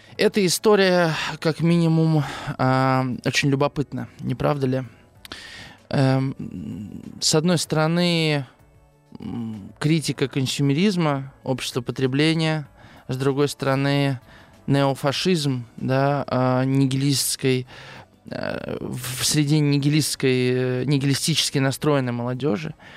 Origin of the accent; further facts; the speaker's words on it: Russia; я, конечно, играл в Дэнди в детстве здесь, в России